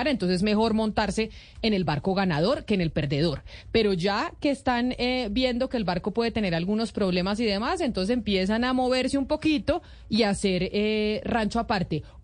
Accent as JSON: {"language": "Spanish", "region": "Valle del Cauca", "country": "Colombia", "said": "Roy y yo hemos sido muy amigos, somos los dos del Valle, además somos vecinos."}